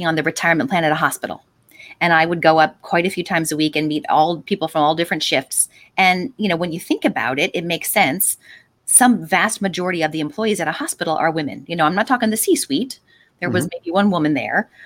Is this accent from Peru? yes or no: no; Delaware County, Pennsylvania, United States; I'm a Delco person